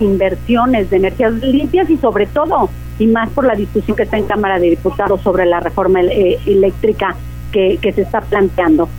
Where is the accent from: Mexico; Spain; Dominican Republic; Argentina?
Mexico; nuestro país